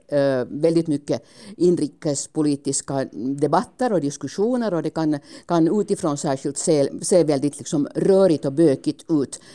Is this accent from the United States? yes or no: no; Finland; hemma i Finland